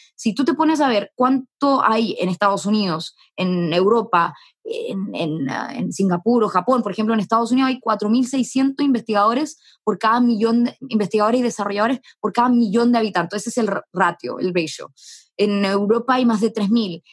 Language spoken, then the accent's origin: Spanish; Arica, Arica y Parinacota, Chile; moved away; also born or lived in Santiago; yo nací en Arica